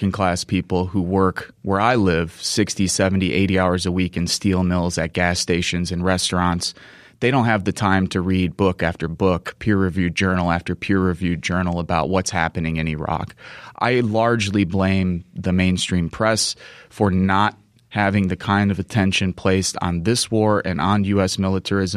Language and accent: English; United States; East Chicago, Indiana, which isn't too far from my hometown